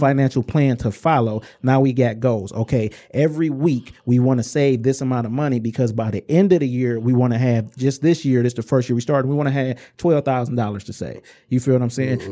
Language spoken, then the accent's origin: English; Inkster, Michigan, United States; I'm from Inkster in the Romulus area